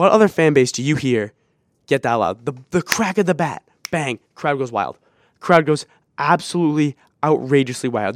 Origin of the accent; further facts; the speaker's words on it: Boston, Massachusetts, United States; we're from Boston